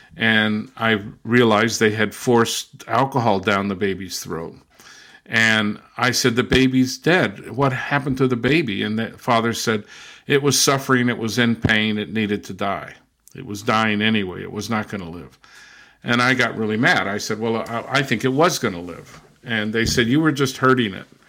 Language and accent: English; Southern California, United States; also born or lived in Brazil / England / Germany; now in Massachusetts, United States; I was born and raised in Southern California